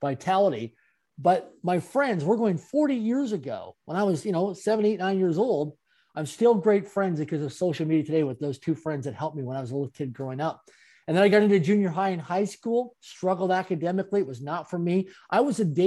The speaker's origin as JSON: {"language": "English", "country": "Canada", "tie": "born or raised there", "said": "I'm a Canadian born and raised."}